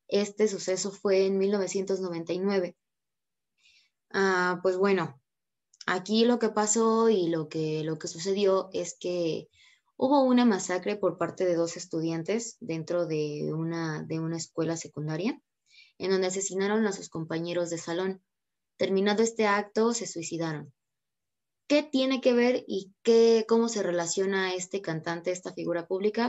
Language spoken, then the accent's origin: Spanish; Mexico; uno como mexicano es un poquito curioso